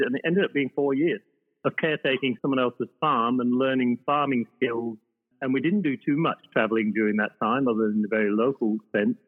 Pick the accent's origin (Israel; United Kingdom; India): United Kingdom; the north of England; moved away as an adult; also born or lived in Ireland; now in Australia; I was brought up in the north of England, although I identify as being Irish because that's where I was born